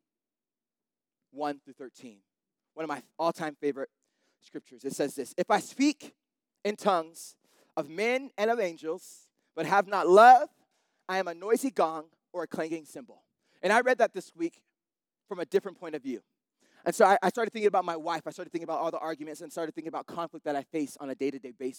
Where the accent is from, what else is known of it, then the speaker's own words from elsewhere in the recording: Salt Lake City, Utah, United States; I'm from Salt Lake City